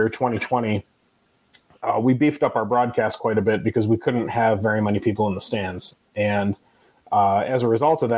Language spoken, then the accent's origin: English; Grosse Pointe Woods, Michigan, United States; I grew up in Grosse Pointe Woods, Michigan